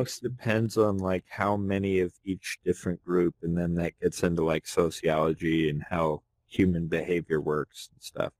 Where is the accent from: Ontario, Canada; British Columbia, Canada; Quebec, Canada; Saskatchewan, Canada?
British Columbia, Canada; I'm from BC, obviously. The pussy province.